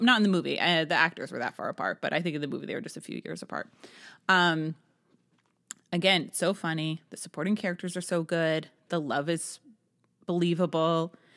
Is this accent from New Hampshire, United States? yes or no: yes; Manchester, New Hampshire, United States; born or raised there